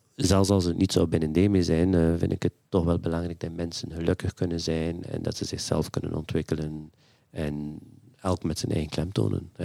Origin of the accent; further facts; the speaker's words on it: West Flanders, Belgium; moved away as an adult; also born or lived in Antwerp; Ik ben eigenlijk van nature uit of van, van geboorte ben ik een West-Vlaming.